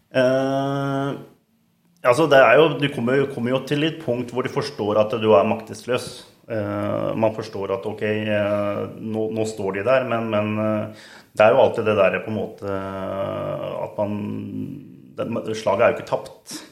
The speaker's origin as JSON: {"language": "Norwegian", "town": "Siljan", "region": "Telemark", "country": "Norway", "tie": "born or raised there", "also_born_or_lived": "Skien", "said": "Barndommen var i Siljan"}